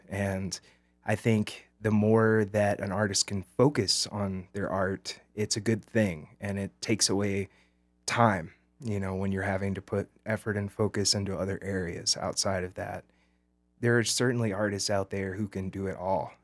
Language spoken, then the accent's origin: English; Birmingham, Alabama, United States; now in Montrose, United States; I grew up in Alabama, right outside of Birmingham